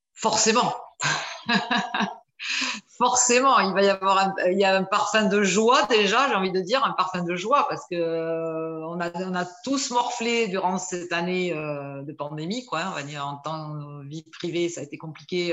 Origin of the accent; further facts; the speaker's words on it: Bordeaux, Nouvelle-Aquitaine, France; je suis de Bordeaux, j'ai 54 ans